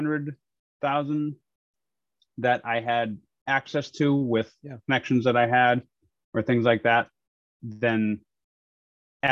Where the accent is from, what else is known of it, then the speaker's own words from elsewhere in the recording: New Hampshire, United States; moved away as an adult; also born or lived in Arizona; I grew up in New Hampshire.